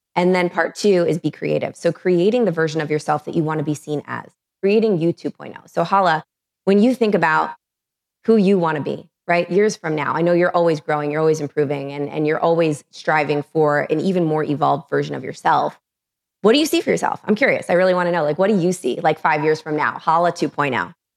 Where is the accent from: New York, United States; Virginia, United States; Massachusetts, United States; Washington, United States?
New York, United States; New York City; I'm from New York City